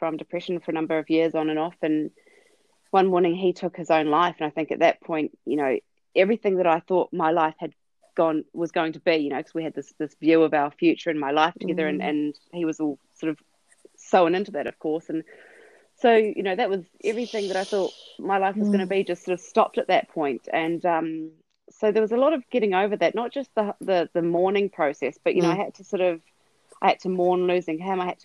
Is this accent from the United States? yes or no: no; New Zealand; moved away as an adult; now in Melbourne, Australia; we're originally from New Zealand, my husband and I. We came to Australia when I was pregnant with Zara